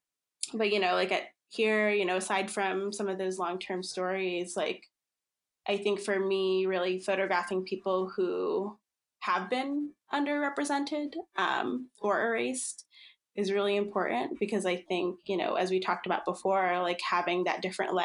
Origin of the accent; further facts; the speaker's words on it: Philippines; born there; So I think I mentioned I'm Filipino. I was born in the Philippines.